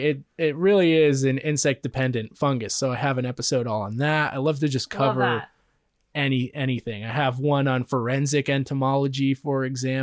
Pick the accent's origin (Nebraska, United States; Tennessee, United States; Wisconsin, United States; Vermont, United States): Vermont, United States; Yeah, we're from Vermont. Vermont is, you know, Ben and Jerry's, the home, the birth of Ben and Jerry's. So. Yeah, we got everything up there.